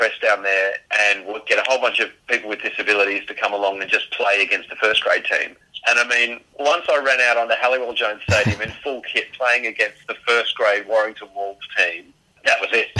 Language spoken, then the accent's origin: English; Sydney, New South Wales, Australia; moved away; even though I grew up in the Shire of Sydney. I grew up in the Sutherland Shire